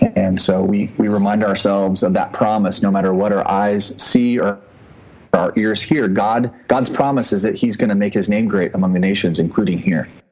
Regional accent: Indianapolis, Indiana, United States; moved away as an adult; also born or lived in Japan; I'm originally from Indianapolis, grew up there

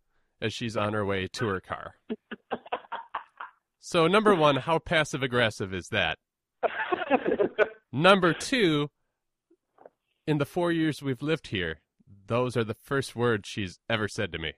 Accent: Minneapolis, Minnesota, United States; I am from Minneapolis

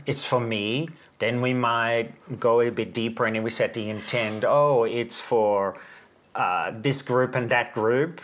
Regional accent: Netherlands; I'm from the Netherlands

